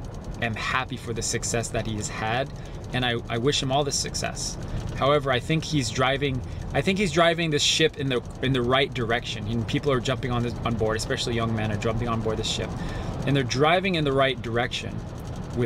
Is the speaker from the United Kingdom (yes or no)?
no; Japan; I am Japanese